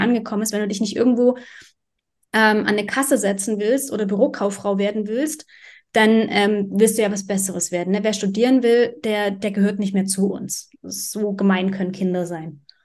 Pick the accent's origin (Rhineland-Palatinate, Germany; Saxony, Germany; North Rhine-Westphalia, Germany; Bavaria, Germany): Saxony, Germany; Dresden; ich bin in Dresden aufgewachsen